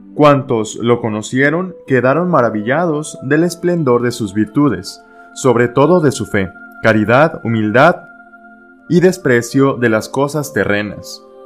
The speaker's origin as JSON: {"language": "Spanish", "country": "Mexico", "also_born_or_lived": "Monterrey, Nuevo León", "said": "como pueblo mexicano"}